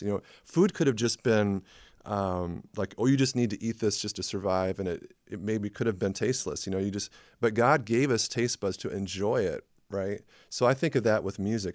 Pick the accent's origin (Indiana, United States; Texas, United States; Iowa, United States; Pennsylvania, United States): Indiana, United States; La Porte; moved away as an adult; also born or lived in Twin Cities, Minnesota; I grew up in LaPorte, Indiana